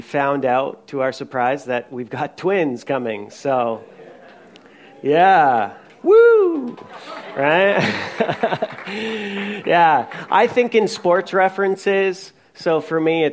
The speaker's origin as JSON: {"language": "English", "region": "Newfoundland and Labrador", "country": "Canada", "said": "I'm from Newfoundland, so we do jigs"}